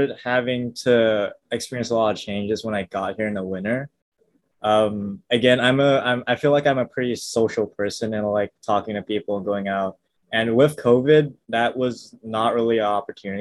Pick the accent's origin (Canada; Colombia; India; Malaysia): Malaysia; suburbs near Kuala Lumpur; first language English; moved away as an adult; now in Seattle, United States; I was born and raised, I guess, in the suburbs near Kuala Lumpur for the entirety of like 18 years